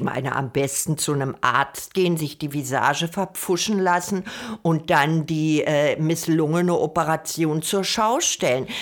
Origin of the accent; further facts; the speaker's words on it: Germany; Also ich bin ja eine Deutsche